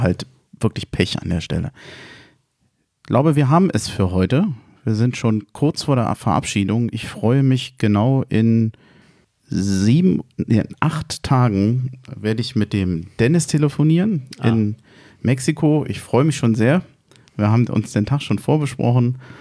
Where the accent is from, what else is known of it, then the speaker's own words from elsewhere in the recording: Berlin, Germany; Wir als Berliner